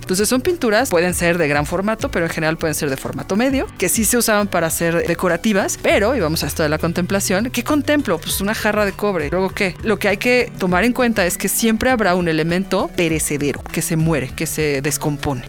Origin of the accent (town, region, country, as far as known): Mexico